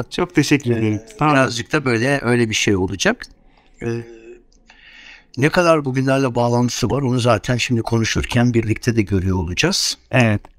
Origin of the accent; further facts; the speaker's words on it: Istanbul, Turkey; ve aslında ben tabii İstanbulluyum. İstanbul'da büyüdüm. Bütün çocukluğum İstanbul'da geçti.